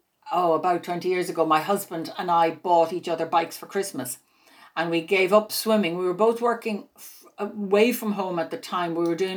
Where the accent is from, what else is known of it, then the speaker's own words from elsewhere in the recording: Greystones, County Wicklow, Ireland; I grew up in Greystones in County Wicklow and it was quite safe. I mean, we could walk the roads in our bare feet. It sounds like the Middle Ages. It was actually the 1960s, but it was safe.